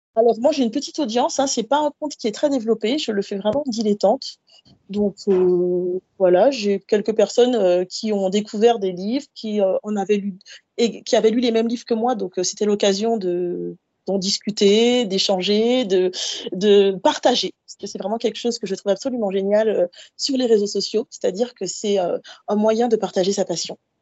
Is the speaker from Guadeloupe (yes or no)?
yes; Guadeloupe; moved away as an adult; also born or lived in Paris, France; now in Montpellier, France; je suis antillaise. Euh, j'ai grandi en Guadeloupe, je suis née et j'ai grandi en Guadeloupe